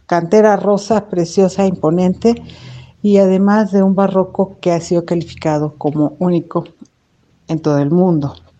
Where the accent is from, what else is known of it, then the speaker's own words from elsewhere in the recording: Mexico City, Mexico; nosotros que somos acá de la Ciudad de México